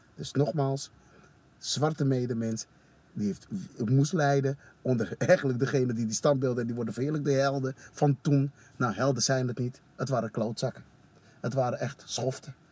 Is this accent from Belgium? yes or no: no; Suriname; now in Netherlands; ik als Surinamer